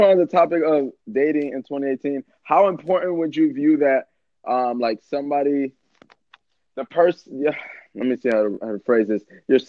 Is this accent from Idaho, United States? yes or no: no; Florida, United States; moved away as an adult; also born or lived in Seattle; I moved out when I was 18. I moved from Florida. I'm actually originally from Florida.